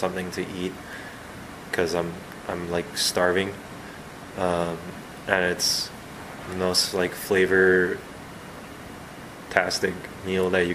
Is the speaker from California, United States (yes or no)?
yes; Los Angeles, California, United States; moved away as an adult; now in Columbia, United States; I'm from Los Angeles